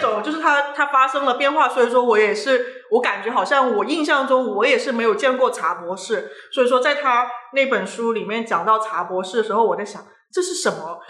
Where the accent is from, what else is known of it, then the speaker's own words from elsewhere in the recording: Guangdong, China; 作为广东人